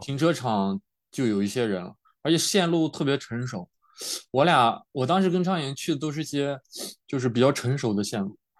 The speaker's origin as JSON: {"language": "Chinese", "town": "Yulin", "region": "Shaanxi", "country": "China", "tie": "born or raised there", "also_born_or_lived": "Bozeman, Montana, United States", "moved": "as an adult", "lives_now": "California, United States", "said": "我们老家是榆林的嘛"}